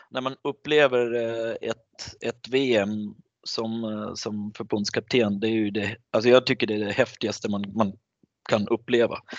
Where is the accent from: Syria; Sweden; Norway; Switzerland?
Switzerland; Nej, jag, jag är ju schweizare, jag bor i Schweiz och jag älskar landet men när det kommer till landslag så är mitt hjärta såklart med Tjeckien nu.